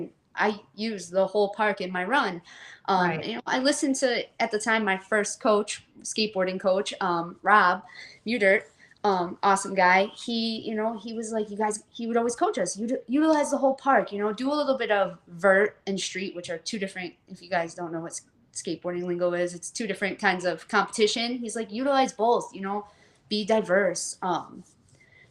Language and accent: English; McHenry, Illinois, United States; born and raised in a farm town, McHenry, Illinois.